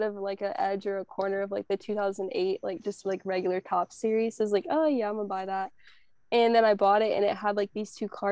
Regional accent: North Carolina, United States; my hometown in North Carolina

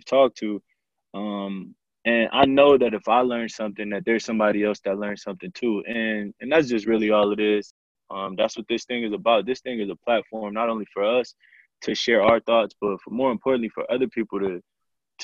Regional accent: Flint, Michigan, United States; I grew up also in Flint, Michigan. Me and Kendall went to school together.

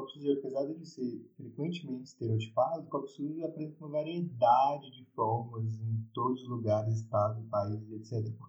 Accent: Belo Horizonte, Minas Gerais, Brazil; eu e a Duda, a gente é de Belo Horizonte

